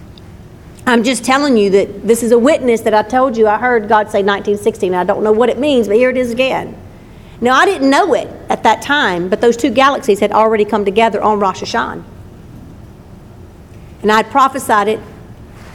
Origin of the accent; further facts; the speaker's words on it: Livingston, Louisiana, United States; And in the town I grew up in, and I moved there when I was two